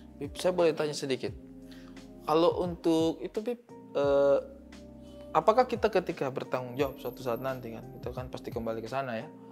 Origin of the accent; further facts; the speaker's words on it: Eastern Indonesia, Indonesia; saya orang timur